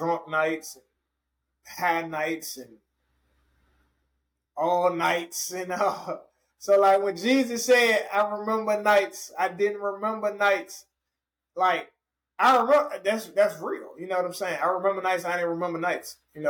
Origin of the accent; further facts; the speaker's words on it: Richmond, Virginia, United States; I was a radio host for a year in my hometown of Richmond, Virginia